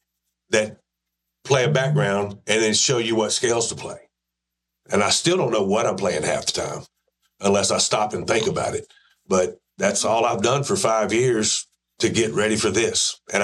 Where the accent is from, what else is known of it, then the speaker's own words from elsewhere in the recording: Waco, Texas, United States; also born or lived in Hubbard, Texas; I grew up in Waco, Texas.